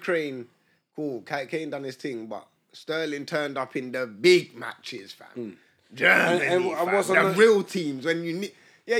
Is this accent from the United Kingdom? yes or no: yes; England, United Kingdom; No, man, we're from England.